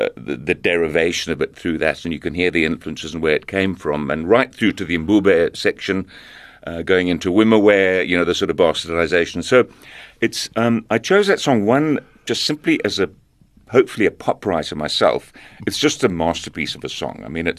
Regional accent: Zambia; born there; I was born in Zambia, and I did grow up listening to some of the songs that we're going to hear now.

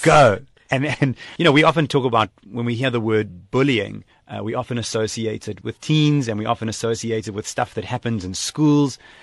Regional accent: South Africa; moved away as an adult; also born or lived in Japan; I came from South Africa, where we know multiculturalism

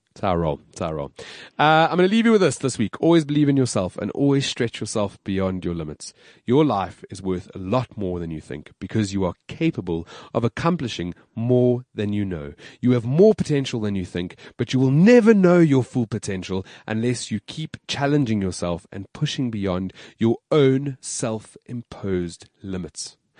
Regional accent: South Africa; we're South African

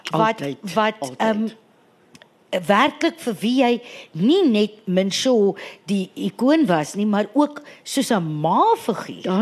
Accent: Western Cape, South Africa; Ek kom van die Kaap af.

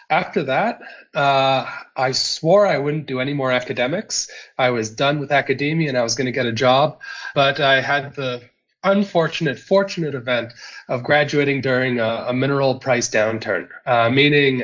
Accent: close to Toronto, Ontario, Canada; moved away as an adult; now in South Africa; I'm originally from Canada. I come from Ontario, so close to Toronto

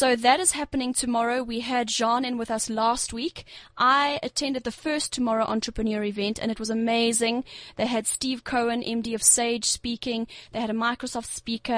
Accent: Durban, KwaZulu-Natal, South Africa; we're both from Derbs

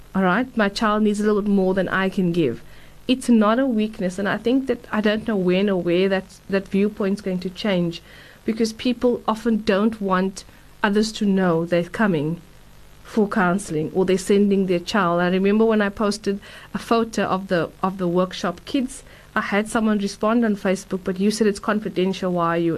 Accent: Durban, KwaZulu-Natal, South Africa; I grew up in Durban

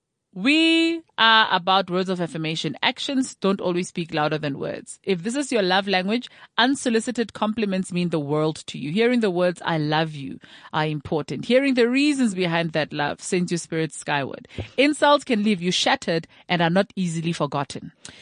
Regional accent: South Africa; it speaks to how we see ourselves as South African.

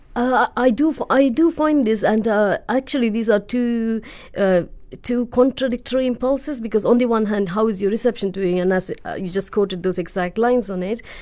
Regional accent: India; now in United Kingdom

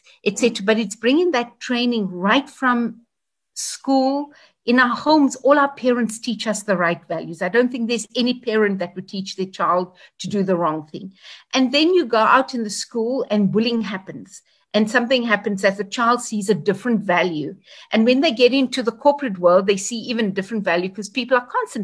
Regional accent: South Africa; all South Africans. It's our country

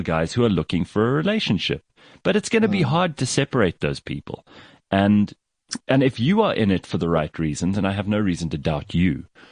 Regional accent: South Africa; as South African men

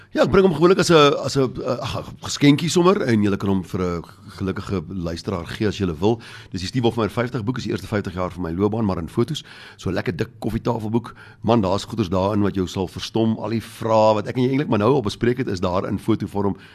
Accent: South Africa; ons is maar 'n klein minderheidskultuur

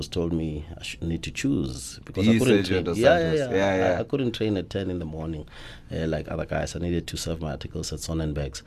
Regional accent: KwaNdebele, Mpumalanga, South Africa; moved away; also born or lived in Johannesburg; I'm from Gwandebele

